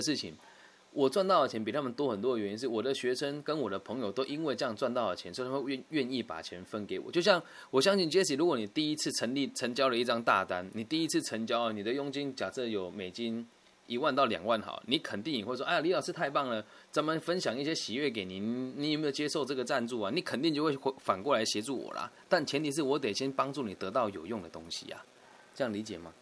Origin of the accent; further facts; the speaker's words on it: Taiwan; 我之所以选择定居台湾，是因为台湾的物价低，税也便宜，而且我在这边嗯。出生